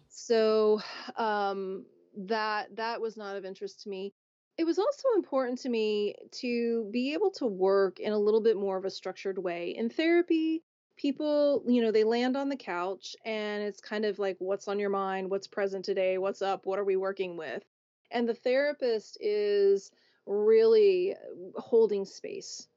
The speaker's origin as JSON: {"language": "English", "region": "Oklahoma", "country": "United States", "tie": "born or raised there", "said": "growing up in Oklahoma"}